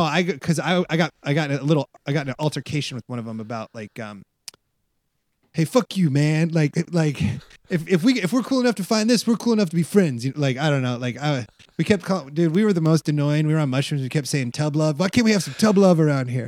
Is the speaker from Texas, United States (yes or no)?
no; Iowa, United States; now in Los Angeles, United States; I'm from Iowa